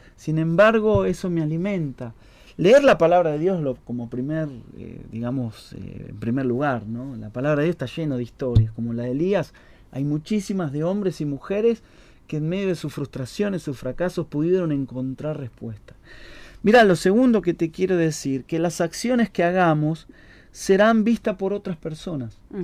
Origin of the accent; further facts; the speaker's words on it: Ramos Mejía, Buenos Aires Province, Argentina; yo nací eh, en Ramos Mejía, eh, toda mi vida, toda mi infancia pasé ahí